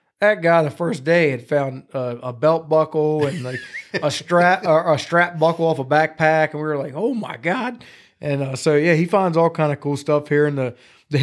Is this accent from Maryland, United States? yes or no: yes; New Windsor, Maryland, United States; now in Gettysburg, United States; I grew up in New Windsor, Maryland